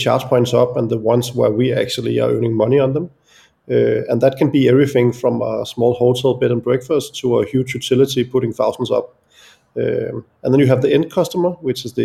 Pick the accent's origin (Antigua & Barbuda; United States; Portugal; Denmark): Denmark; Copenhagen area, Capital Region of Denmark; also born or lived in London; I'm born and raised in the Copenhagen area